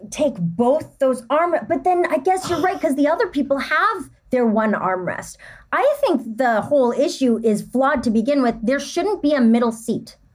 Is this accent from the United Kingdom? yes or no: no; Canada; so I'm Canadian